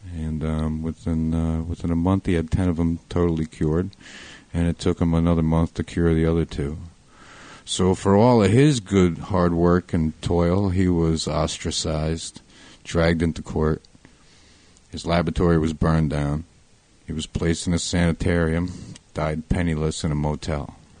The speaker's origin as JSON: {"language": "English", "town": "Waldwick", "region": "New Jersey", "country": "United States", "moved": "as an adult", "lives_now": "Point Pleasant, United States", "said": "Originally, I'm from Bergen County, New Jersey, in a little town called Waldwick"}